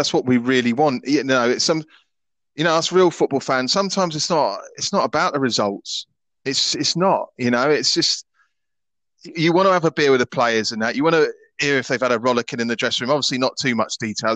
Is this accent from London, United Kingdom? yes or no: yes; London, United Kingdom; Streatham there. That's my hometown